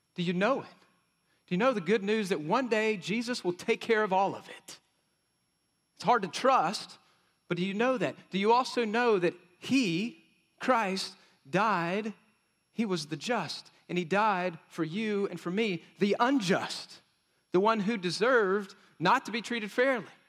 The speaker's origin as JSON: {"language": "English", "region": "West Texas", "country": "United States", "tie": "born or raised there", "said": "I grew up in Cuspa, West Texas, so we said it like this"}